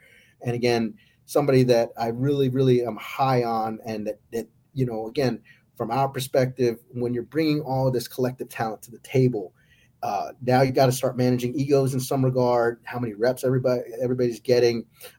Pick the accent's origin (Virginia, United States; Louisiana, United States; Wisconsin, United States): Louisiana, United States; I grew up in Louisiana. It's you're not in the South, you're in the deep South kind of feeling